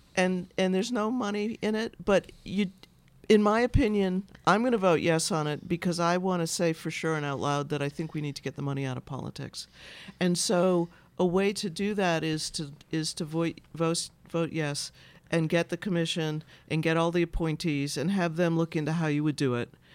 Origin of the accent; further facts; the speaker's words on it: Boston, Massachusetts, United States; I'm from Boston.